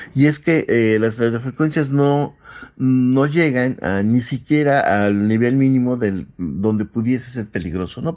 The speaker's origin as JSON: {"language": "Spanish", "country": "Mexico", "said": "nosotros como mexicanos"}